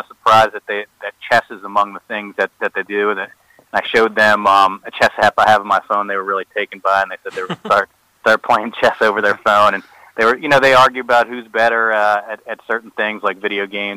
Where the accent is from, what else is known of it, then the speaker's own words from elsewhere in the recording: Rockville, Maryland, United States; I grew up in Montgomery County in Rockville